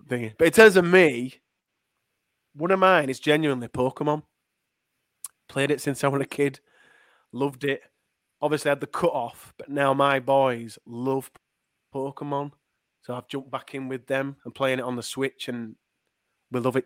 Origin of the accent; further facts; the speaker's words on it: Leeds, Yorkshire and the Humber, United Kingdom; accent: Leeds; I'm from Leeds. I'm from Unslet in Leeds